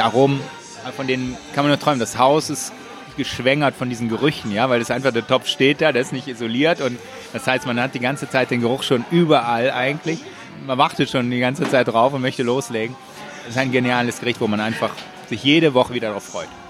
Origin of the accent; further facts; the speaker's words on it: Germany; now in Israel; als erster Deutscher